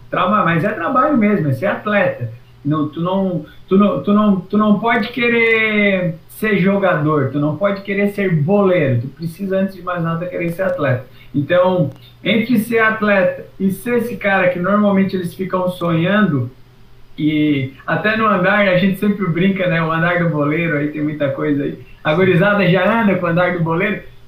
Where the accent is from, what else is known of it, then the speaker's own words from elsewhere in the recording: Criciúma, Santa Catarina, Brazil; E o Próspera é um time onde eu cresci, porque embora da Vila Manaus, é de uma região que é próxima à universidade